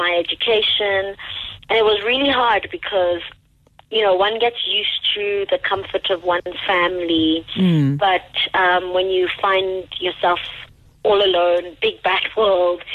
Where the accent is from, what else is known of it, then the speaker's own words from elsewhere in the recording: Cameroon; moved away as an adult; now in South Africa; I'm from the English-speaking side of Cameroon.